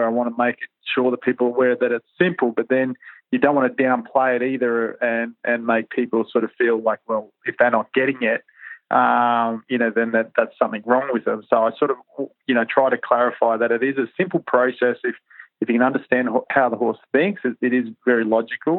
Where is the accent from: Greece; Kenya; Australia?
Australia; Perth, Western Australia; I was brought up in Perth, in the city.